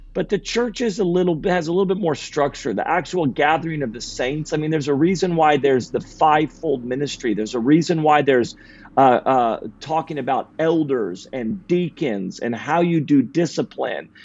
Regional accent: Redding, California, United States; now in Sacramento, United States; born and raised in Redding, California

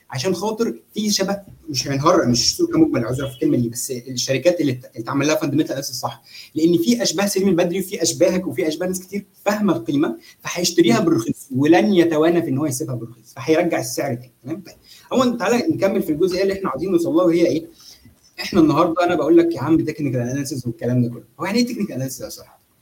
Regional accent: Egypt; احنا عندنا في مصر

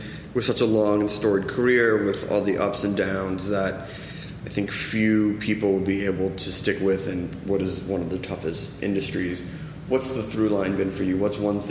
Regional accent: East Coast, United States; I'm from the East Coast.

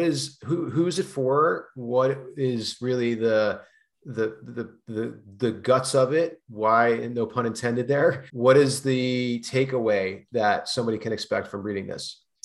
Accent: East Coast, United States; now in California, United States; I grew up on the East Coast

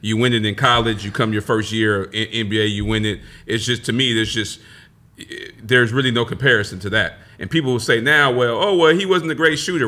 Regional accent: Long Beach, California, United States; I grew up in Long Beach

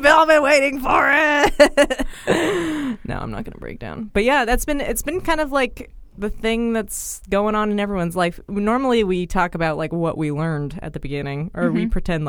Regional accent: Bay Area, California, United States; moved away as an adult; now in New York, United States; I'm from the Bay Area

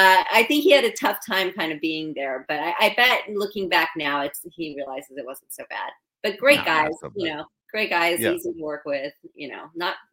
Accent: Huntington Beach, California, United States; I grew up in Huntington Beach

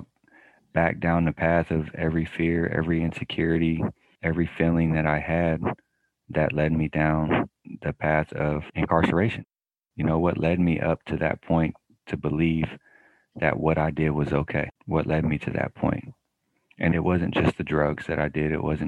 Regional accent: Sacramento, California, United States; I am born and raised in Sacramento, California.

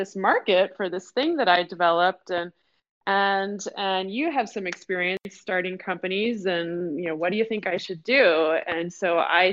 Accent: Detroit, Michigan, United States; now in Seattle, United States; I am a Detroit born and bred girl. I grew up in Detroit.

